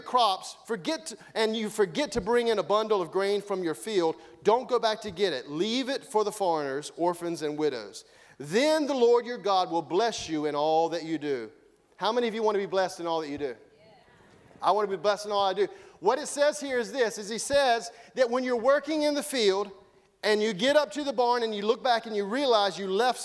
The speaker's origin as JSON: {"language": "English", "country": "United States"}